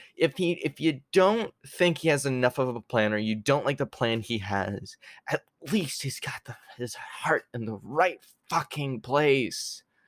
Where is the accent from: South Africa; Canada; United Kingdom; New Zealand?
Canada; also born or lived in New York, United States; I was born in New York. I lived there till I was almost seven years old. That's when I moved to Canada